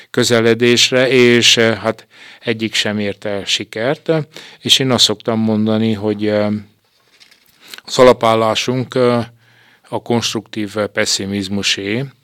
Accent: Székely Land, Romania; Én úgy látom, és természetesen székelyként úgy gondolom, hogy alapvetően fontos.

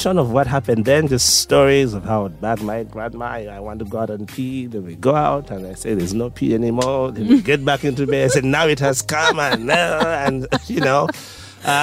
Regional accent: Kampala, Central Region, Uganda; also born or lived in Fort Portal; I was born in Mulago, first born of my parents

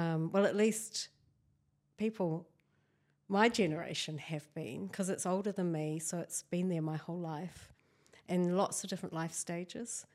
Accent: near Christchurch, Canterbury, New Zealand; I was born here in Waitaha, Canterbury

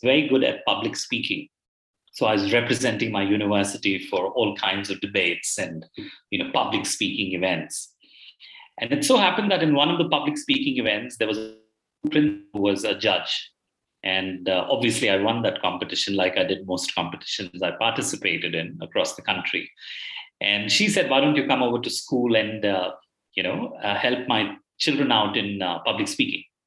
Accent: Bangalore, Karnataka, India; I belong to a city called Bangalore in India. I've uh, I'm born here and I've done most of my education here, the formative education here

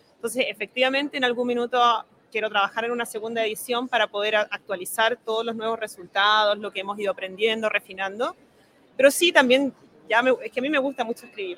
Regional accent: Santiago, Santiago Metropolitan Region, Chile; moved away as an adult; also born or lived in Germany / France / England; Yo soy de Santiago

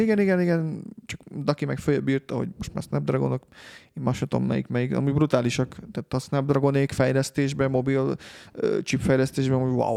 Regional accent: Hungary; magyarok vagyunk

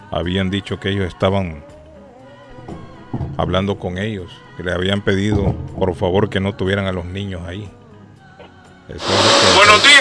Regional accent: Honduras; moved away; Esto me recuerda en mi país a los chivos

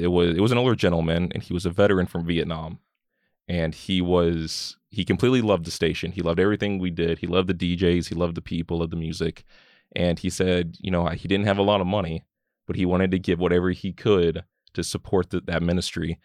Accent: Keene, Texas, United States; also born or lived in Mansfield, Texas / Fort Worth, Texas; moved kinda around a lot of the D F W area, lived around the Mansfield, Fort Worth area for a while, and moved back here to Keene

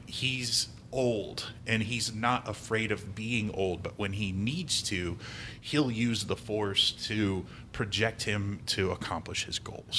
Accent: Midwest, United States; I'm from the Midwest

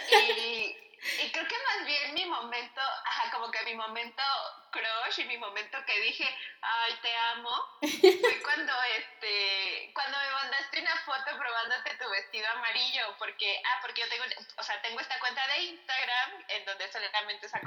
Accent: Veracruz, Mexico; moved away; mi lugar de nacimiento, que efectivamente es Veracruz, y, siento que la nostalgia que ahora siento es una nostalgia muy rara, y, o sea, sí me identifico evidentemente como veracruzana y me encanta decir como nací en Veracruz

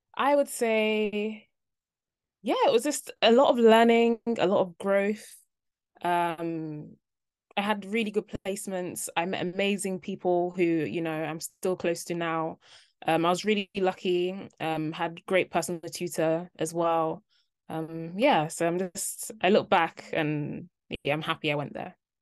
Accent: London, United Kingdom; moved away as an adult; also born or lived in Cardiff; I'm from London. I'd been in London my whole life

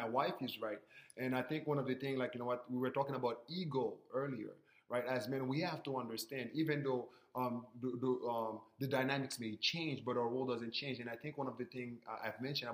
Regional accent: Haiti; I'm from Haiti

